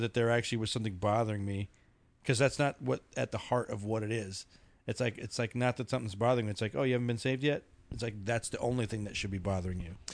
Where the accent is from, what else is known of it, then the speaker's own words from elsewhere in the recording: Philippines; now in Colorado, United States; Filipino, I'm Filipino